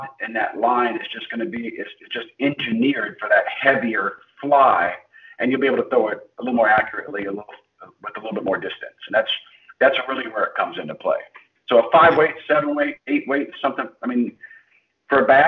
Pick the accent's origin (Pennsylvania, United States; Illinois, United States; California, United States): Illinois, United States; central; I grew up in Illinois. In central Illinois.